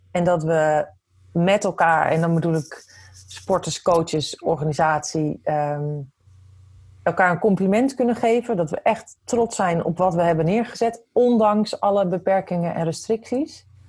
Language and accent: Dutch; Netherlands; als Nederlanders